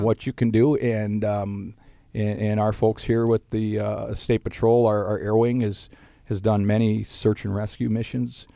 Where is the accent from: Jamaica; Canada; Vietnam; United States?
United States; Duluth, Minnesota; growing up in the Duluth area